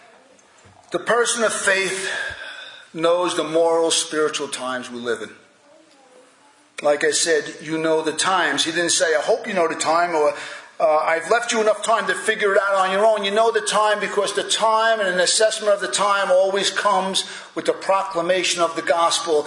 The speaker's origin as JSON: {"language": "English", "country": "United States", "tie": "born or raised there", "said": "I was born in America"}